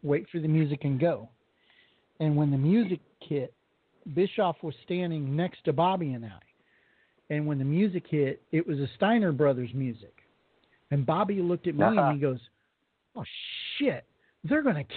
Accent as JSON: {"language": "English", "region": "Colorado", "country": "United States", "moved": "yes", "said": "I'm from Colorado originally"}